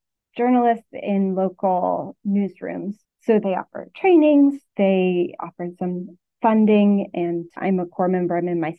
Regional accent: Arkansas, United States; moved away as an adult; now in Connecticut, United States; Since then, I'm from Arkansas and worked there for 5 years, first as a reporter on the style desk and then on the investigative team, and moved up to Connecticut in 2021

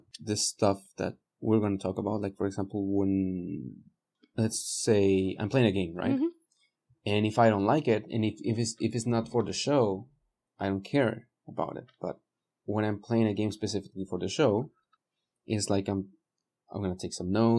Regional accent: Mexico; moved away; When I was growing up in Mexico

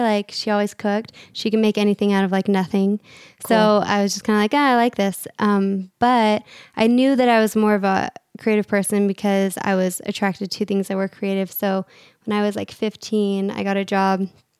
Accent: Redmond, Washington, United States; moved away; I'm originally Seattle area, awesome. Redmond. That's where I grew up.

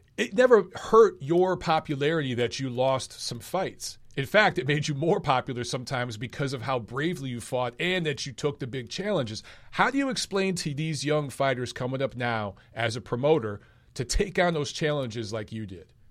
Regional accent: Los Angeles, California, United States; I'm from Los Angeles, which is like the hotbed of boxing in the United States

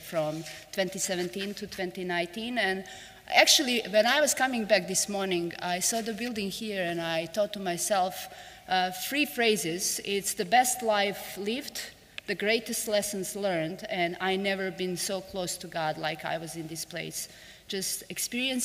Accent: Montenegro; English is a second language; I live in most beautiful country in the world, that's Montenegro

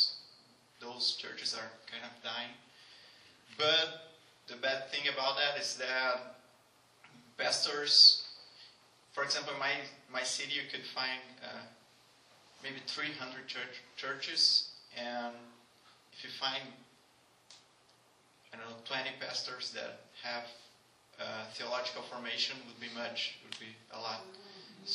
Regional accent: Brazil; moved away as an adult; now in Canada; my hometown

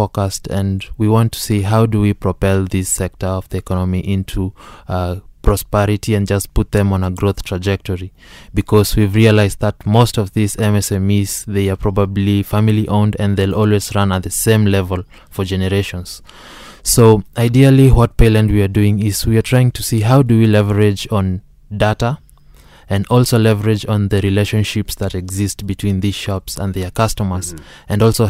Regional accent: Nairobi, Kenya; growing up, I grew up in in Nairobi, and basically the necessity of coming up with Payland tracks back during my childhood.

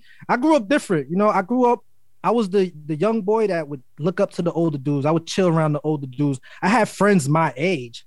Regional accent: New York City, New York, United States; And I'm from Harlem. I was born in Harlem. I was raised in Brooklyn. I was always back and forth

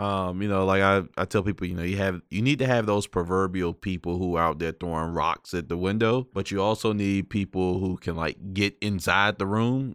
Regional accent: Prince Edward County, Virginia, United States; growing up in a community that still has this ugly scar from massive resistance and segregated public schools. So, for those of y'all don't know, I'm from Prince Edward County

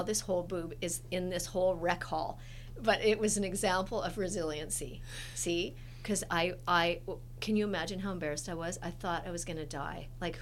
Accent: Edmonton, Alberta, Canada; I grew up in Edmonton, Alberta

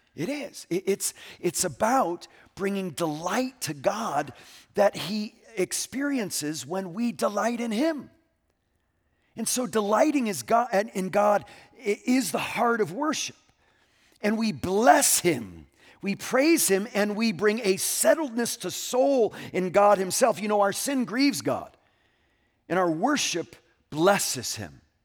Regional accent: Connecticut, United States; moved away; my home state of Connecticut

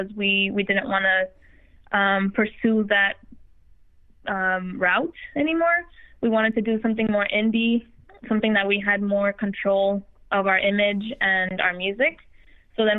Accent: El Paso, Texas, United States; we grew up in El Paso, Texas

